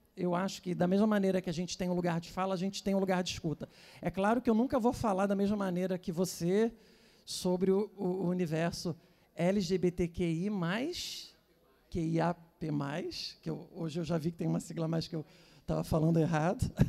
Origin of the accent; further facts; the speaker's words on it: Teresópolis, Rio de Janeiro, Brazil; Eu sou de Teresópolis, que é uma cidade do interior do Rio, né?